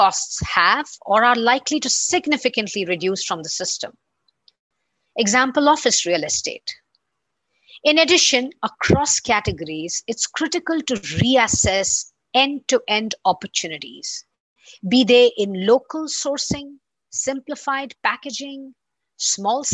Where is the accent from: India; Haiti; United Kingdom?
India; my home country, India